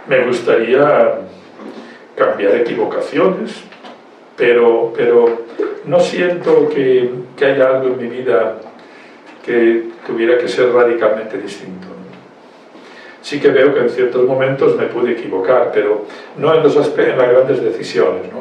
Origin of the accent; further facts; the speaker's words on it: Valencia, Valencian Community, Spain; now in Costa Rica; Valencia. Mi tierra, mi tierra muy querida. Costa Rica. Mi tierra también, mi tierra también de adopción, donde el Señor me envió